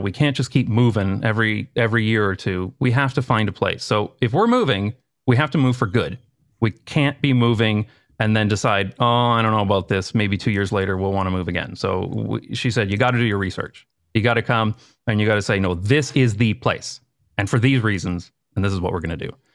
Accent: London, Ontario, Canada; moved away as an adult; now in Amsterdam, Netherlands; I grew up in a town in, uh, Canada called London, uh, London, Ontario

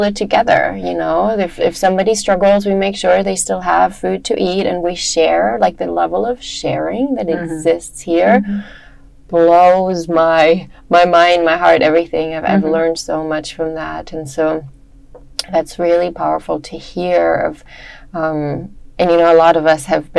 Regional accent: Germany; moved away as an adult; also born or lived in Hawaii / United States; I grew up in Germany

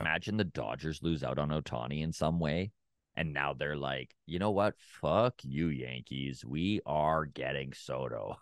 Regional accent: Canada; as just a Canadian

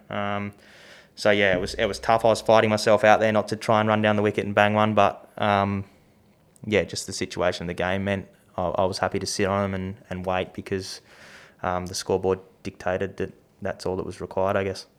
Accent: Tasmania, Australia; growing up in Tassie

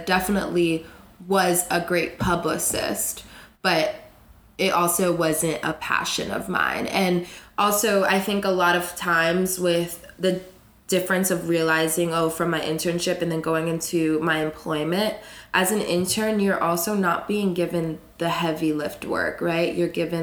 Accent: South Florida, United States; moved away as an adult; now in New York, United States; I'm from Florida. Cool. South Florida

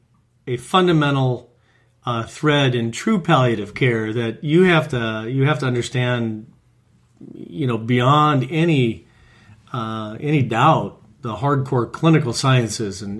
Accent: Omaha, Nebraska, United States; moved away as an adult; also born or lived in Iowa / California; Grew up in Omaha, Nebraska, Midwest

